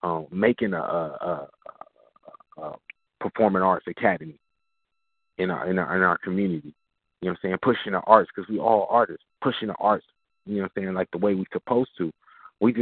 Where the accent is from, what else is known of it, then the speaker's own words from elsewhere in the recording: Jamaica; Well, I'm Jamaican. I'm from the island.